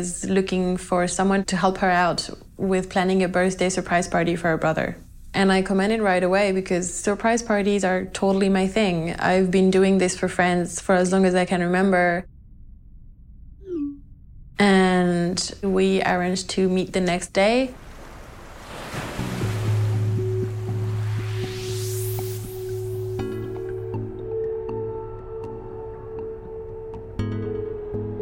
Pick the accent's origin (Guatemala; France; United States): France; Nantes, Pays de la Loire; moved away as an adult; also born or lived in Sydney, Australia; I was born in France, in Nantes, and I traveled quite a bit.